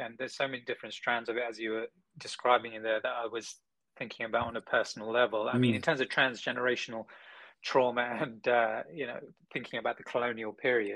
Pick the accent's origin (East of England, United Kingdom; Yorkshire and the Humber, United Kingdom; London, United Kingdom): London, United Kingdom; being born and raised in London